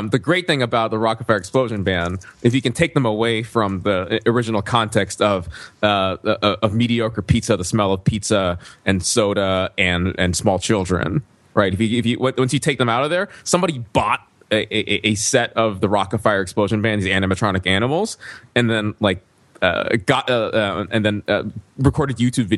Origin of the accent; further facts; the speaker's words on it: Alabama, United States; when you grow up in Alabama, best pizza is the showbiz pizza and your best entertainment is